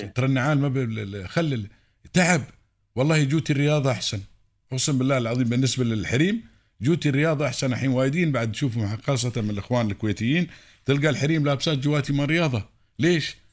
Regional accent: United Arab Emirates; عندنا في الامارات

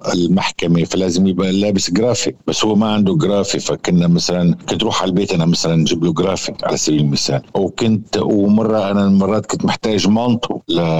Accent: Syria; نحن كسوريين

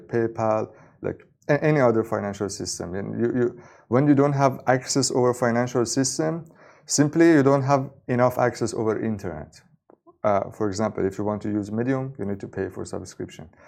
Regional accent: Iran; I was born in Iran

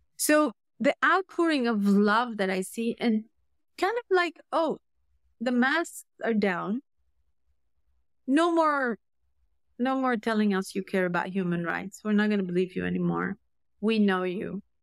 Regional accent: Syria; I was raised, I was raised in Syria.

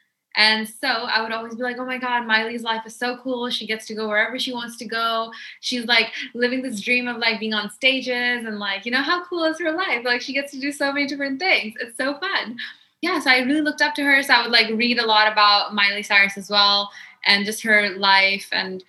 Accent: Pakistan; So going back, I grew up in Pakistan, right? And the environment growing up in Pakistan for women is very different.

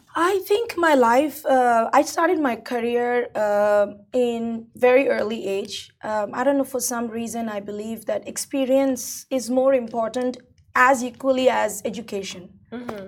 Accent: India; moved away; I'm originally Indian, right? So coming from India

